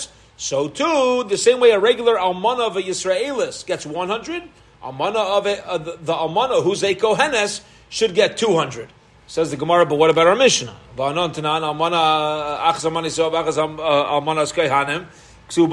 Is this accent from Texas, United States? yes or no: no; Baltimore, Maryland, United States; I was from Baltimore.